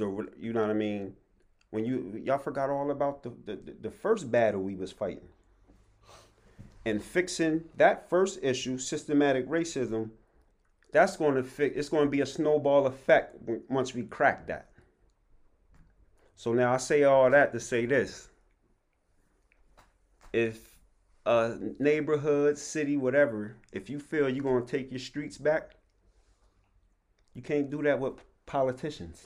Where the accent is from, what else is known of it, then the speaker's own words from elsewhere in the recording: Harrisburg, Pennsylvania, United States; I'm from Harrisburg, PA, 717